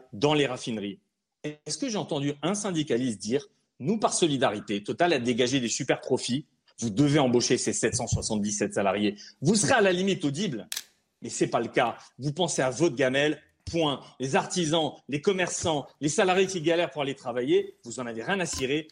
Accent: Alsace, Grand Est, France; je suis alsacien

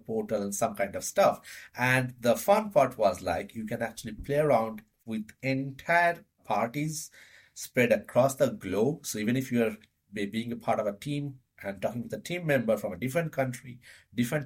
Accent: India; moved away as an adult; now in Denmark; I was born and brought up in India and living in Denmark for the last close to 8.5 years

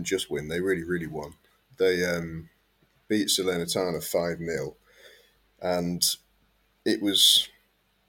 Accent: England, United Kingdom; me and Kev being English

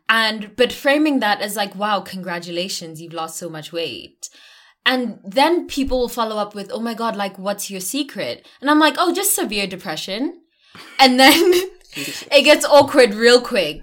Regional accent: South Africa; I'm South African

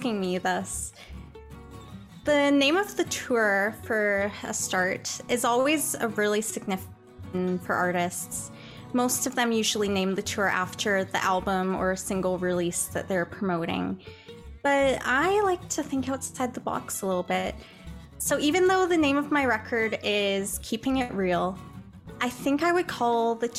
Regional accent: Chilliwack, British Columbia, Canada; now in Saskatchewan, Canada; my hometown of Chilliwack, BC

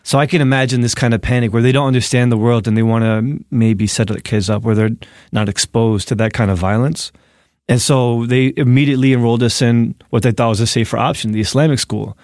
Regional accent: Newark, New Jersey, United States; born or raised there; also born or lived in Egypt (ancestry); now in New York City, United States

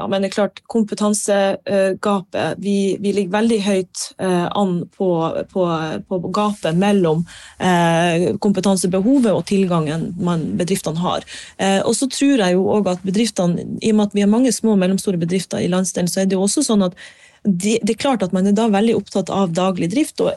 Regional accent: Harstad, Troms, Norway; når jeg flytta fra Harstad, så var ikke tanken min nødvendigvis at jeg skulle tilbake til Nord-Norge.

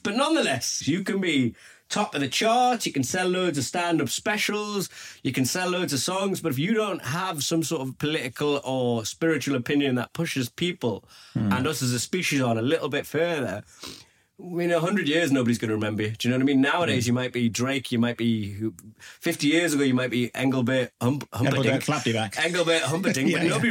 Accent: Newcastle upon Tyne, North East England, United Kingdom; accent: Geordie; I'm from Newcastle.

